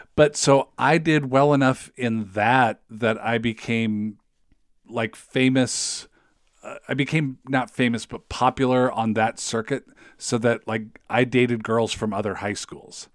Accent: Federal Way, Washington, United States; moved away as an adult; now in Saint Paul, United States; I'm from Federal Way

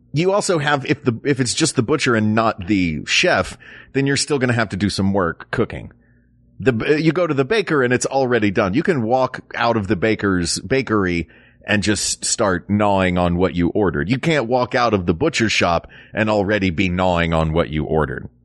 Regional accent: Tennessee, United States; growing up in Tennessee

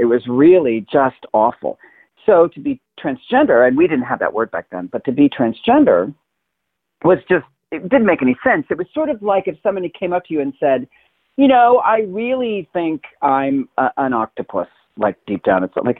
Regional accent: Inglewood, California, United States; I'm actually from California. I was born here, where I am right now. And I was born in Inglewood, California. And then we lived all over Southern California until I was about 10 when my parents divorced.

